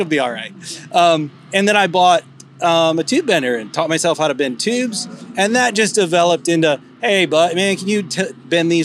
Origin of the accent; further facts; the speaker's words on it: Cleveland, Tennessee, United States; we're from Cleveland, Tennessee area